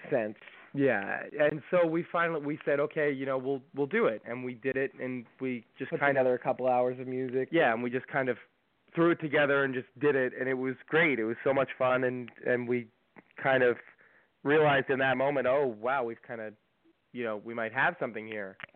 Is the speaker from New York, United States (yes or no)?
yes; Greenport, New York, United States; also born or lived in New Jersey; we're from Long Island, New York, all the way on the end, the North Fork, um, in Greenport is where we were born. Uh, well, we weren't born, we were actually born in New Jersey, but we were raised in Greenport.